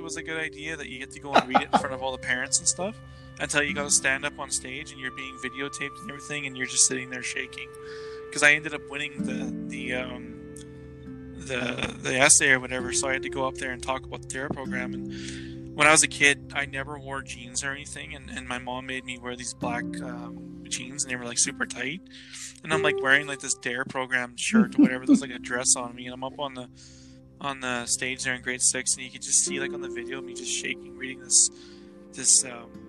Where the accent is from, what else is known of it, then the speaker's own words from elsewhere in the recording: Devon, Alberta, Canada; also born or lived in Edmonton, Canada / Regina, Canada; I grew up in Devon, that's outside of Edmonton there